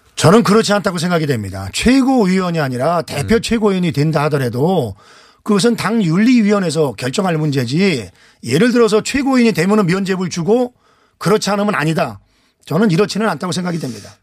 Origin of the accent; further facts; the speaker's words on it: Anseong, Gyeonggi Province, South Korea; 안성 출신 국회 환경노동위원장